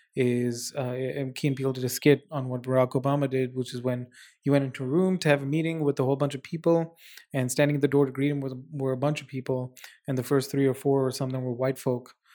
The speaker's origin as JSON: {"language": "English", "region": "Dubai", "country": "United Arab Emirates", "tie": "born or raised there", "also_born_or_lived": "India / Abu Dhabi", "moved": "as an adult", "lives_now": "Vancouver, Canada", "said": "I, uh, was born in India, but then I grew up in the Middle East, um, moved almost immediately to, uh, Dubai, the United Arab Emirates, Dubai, Abu Dhabi, spent about seventeen years of my life there"}